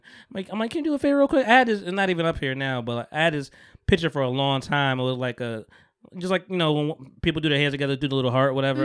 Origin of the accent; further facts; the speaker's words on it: Bogota, New Jersey, United States; my hometown 'cause it's where I'm from, Bergen County